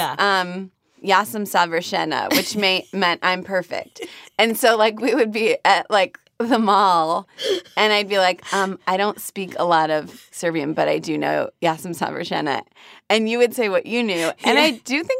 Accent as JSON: {"language": "English", "town": "Cleveland", "region": "Ohio", "country": "United States", "tie": "born or raised there", "moved": "as an adult", "said": "So I grew up in Cleveland."}